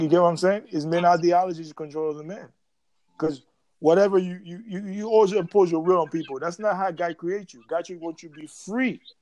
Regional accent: Haiti; moved away; also born or lived in New York City, United States; I'm from Haiti originally

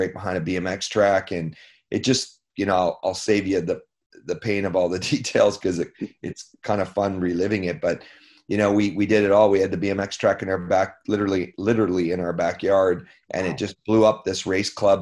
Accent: Canada; being a Canadian kid

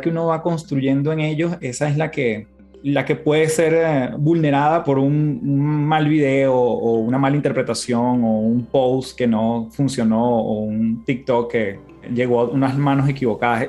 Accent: Venezuela; now in Chile; siendo yo venezolano, viviendo en Chile

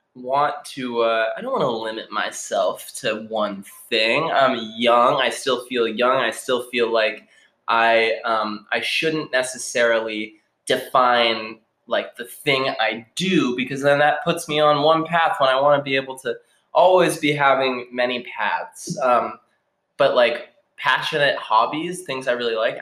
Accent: Newton, Massachusetts, United States; also born or lived in Colorado / Somerville; I grew up in Newton

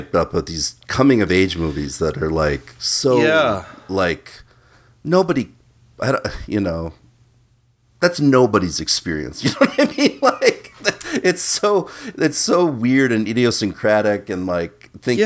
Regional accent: Midwest, United States

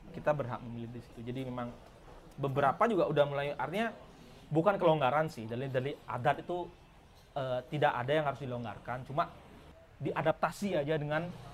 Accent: Bali, Indonesia; kita orang Bali

